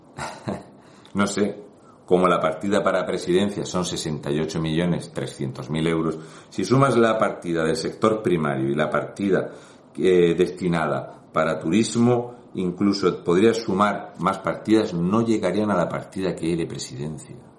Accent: Region of Murcia, Spain; un murciano encabronado

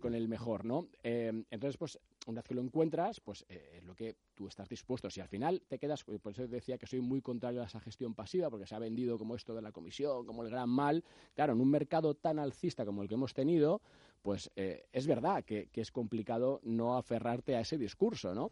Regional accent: Spain; como españoles

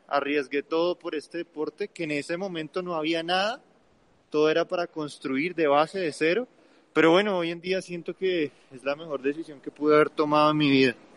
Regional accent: Colombia; nosotros como colombianos

